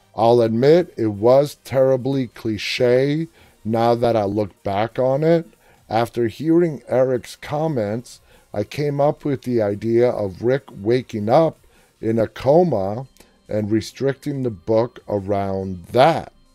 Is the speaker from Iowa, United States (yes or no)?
no; New York City, New York, United States; I grew up in New York City, and growing up my entire life in New York City